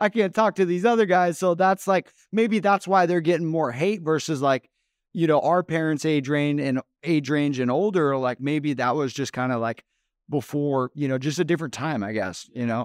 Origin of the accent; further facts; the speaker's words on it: Phoenix, Arizona, United States; Phoenix is my hometown, I was born and raised out here